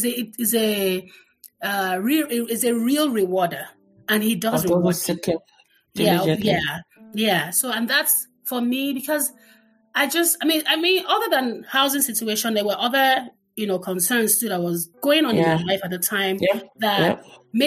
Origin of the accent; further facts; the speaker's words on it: Lagos, Nigeria; growing up in the Butemeta was really nice.